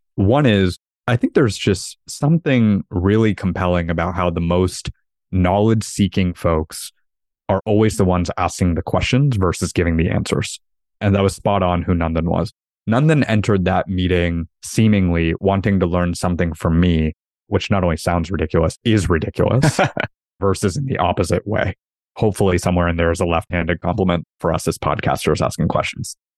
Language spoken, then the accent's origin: English; United States; we grow up as Indians in the U S